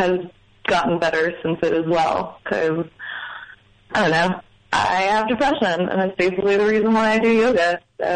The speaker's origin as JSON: {"language": "English", "area": "Long Island", "region": "New York", "country": "United States", "tie": "born or raised there", "said": "I'm from Long Island"}